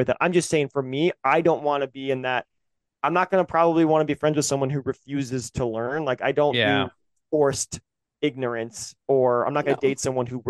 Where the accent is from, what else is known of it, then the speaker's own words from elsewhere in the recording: the South, United States; we grew up in the South where our teachers wouldn't teach it because they were Christians.